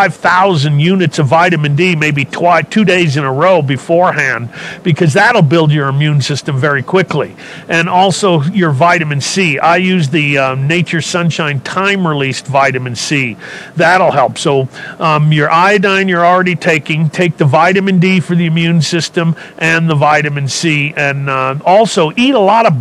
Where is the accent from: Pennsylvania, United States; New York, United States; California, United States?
California, United States; I was a hippie from California